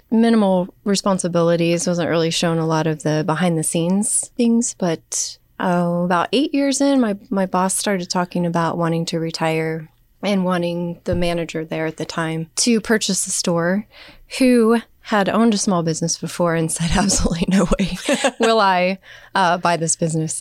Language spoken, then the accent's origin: English; Wamego, Kansas, United States; also born or lived in Manhattan, Kansas; I grew up in Wamego